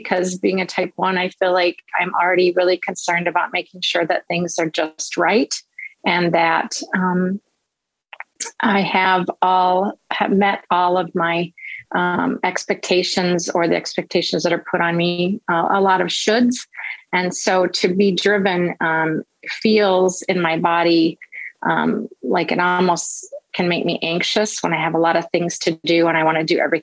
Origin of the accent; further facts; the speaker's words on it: Illinois, United States; I'm from Illinois.